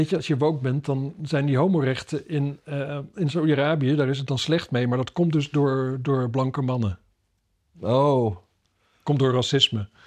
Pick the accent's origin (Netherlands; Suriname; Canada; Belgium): Canada; Ik ben uit Canada oorspronkelijk.